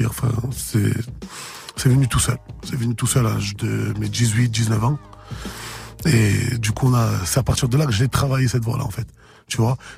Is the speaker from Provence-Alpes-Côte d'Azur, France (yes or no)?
yes; Marseille, Provence-Alpes-Côte d'Azur, France; je viens de Marseille, euh, Herbel 13011, dans les quartiers sud plus précisément.